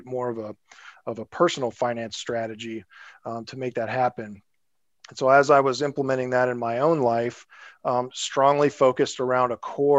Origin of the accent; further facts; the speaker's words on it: Springfield, Illinois, United States; moved away as an adult; also born or lived in San Francisco; I'm actually from Springfield, Illinois, kind of a smaller town in Illinois. I grew up there, went to college there